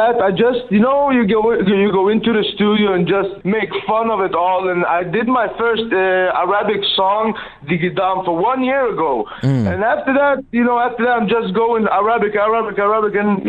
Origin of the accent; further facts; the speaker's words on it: Sweden; I'm original from Iraq. Yeah. But I'm born and raised in Sweden.